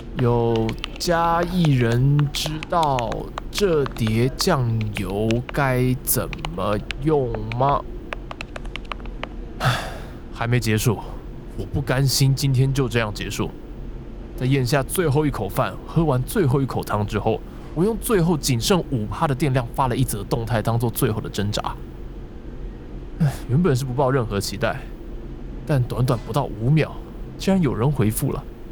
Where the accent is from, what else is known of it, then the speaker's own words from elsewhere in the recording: Taipei, Taiwan; 但对我这个土生土长的台北小孩来说，要用如此浪漫的方式来挥霍时间